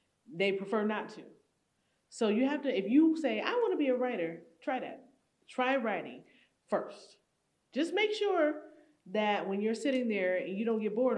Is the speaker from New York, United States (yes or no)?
yes; Buffalo, New York, United States; I grew up in Buffalo